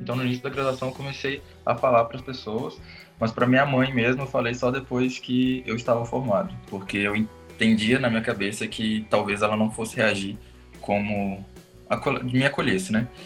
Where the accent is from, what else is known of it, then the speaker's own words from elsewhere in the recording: interior of Minas Gerais, Brazil; moved away as an adult; also born or lived in Rio de Janeiro; now in Belo Horizonte, Brazil; sou homossexual, tenho 27 anos, sou do interior de Minas, mas fiz mestrado no Rio de Janeiro, na COP, e tem um pouco mais de um ano que eu atuo aqui em BH